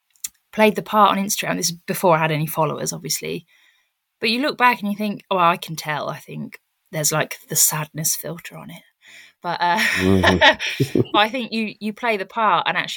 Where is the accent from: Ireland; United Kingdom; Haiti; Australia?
United Kingdom; South West England; now in Cornwall, United Kingdom; because where I'm from, so obviously I've moved to Cornwall, but I came from the Cotswolds, and that is an area that is absolutely rife with ego.